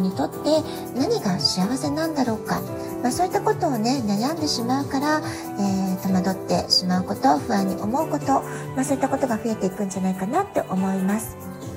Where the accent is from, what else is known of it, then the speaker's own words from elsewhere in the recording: Japan; also born or lived in Tokyo, Japan; now in San Diego, United States; 私たち日本人のママたち